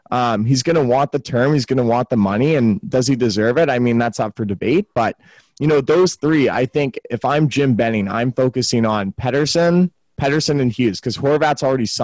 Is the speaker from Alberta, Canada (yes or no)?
yes; Calgary, Alberta, Canada; I grew up in Calgary, so grew up a Flames fan.